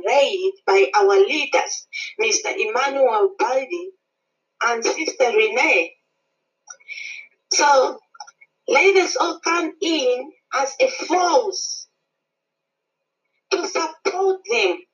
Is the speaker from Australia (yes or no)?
no; Zambia; now in Pretoria, South Africa; I am originally from Zambia, but residing in Pretoria, South Africa.